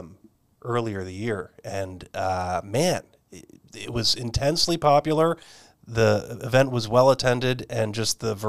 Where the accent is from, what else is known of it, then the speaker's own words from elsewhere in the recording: New York, United States; moved away as an adult; now in Sonoran Desert, United States; Born and raised just outside of New York City